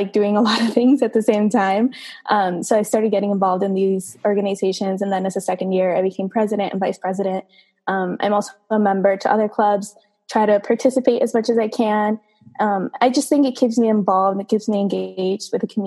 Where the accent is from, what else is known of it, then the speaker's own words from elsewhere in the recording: Caracas, Capital District, Venezuela; now in United States; I was born and raised in Caracas, Venezuela.